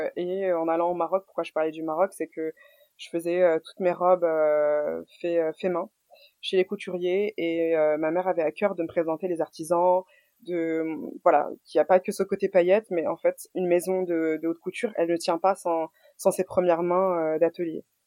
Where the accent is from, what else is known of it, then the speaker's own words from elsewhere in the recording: Boulogne-Billancourt, Île-de-France, France; je suis née en France à Boulogne-Billancourt. j'ai toujours été boulonnaise